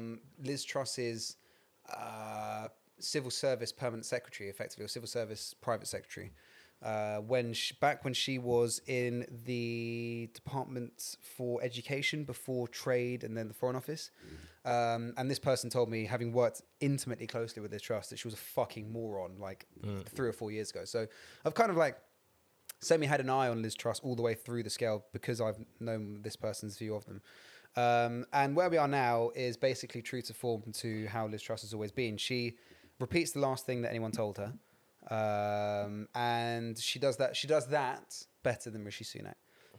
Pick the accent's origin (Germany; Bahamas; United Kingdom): United Kingdom; England; I'm from the Midlands.